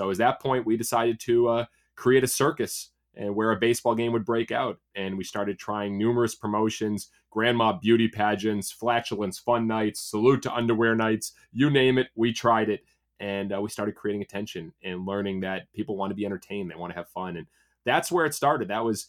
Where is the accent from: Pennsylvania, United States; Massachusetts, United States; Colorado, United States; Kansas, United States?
Massachusetts, United States; So, because I grew up in Massachusetts, so I could play year round.